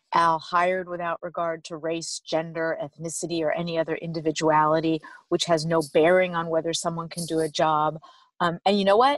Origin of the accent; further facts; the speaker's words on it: Los Angeles, California, United States; I'm from Los Angeles